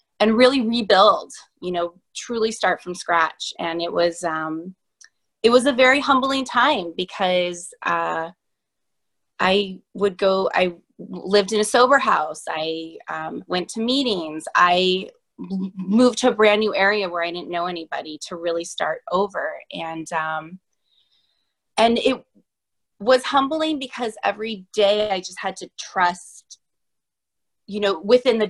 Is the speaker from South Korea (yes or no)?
no; San Diego, California, United States; now in Boston, United States; I am originally from the West Coast, San Diego, and I reside in Boston now